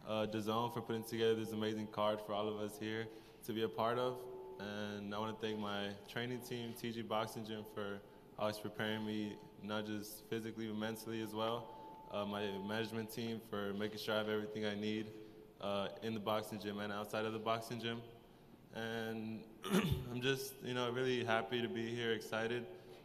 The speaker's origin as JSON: {"language": "English", "town": "Los Angeles", "region": "California", "country": "United States", "said": "I'm from Los Angeles, California."}